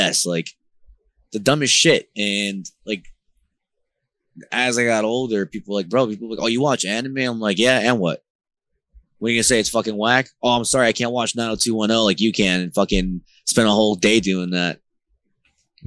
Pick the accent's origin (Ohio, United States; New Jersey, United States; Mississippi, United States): New Jersey, United States; Newark; also born or lived in California / Elizabeth, New Jersey / Honduras; I grew up in the hood of Jersey. I grew up in Newark and I also grew up in Elizabeth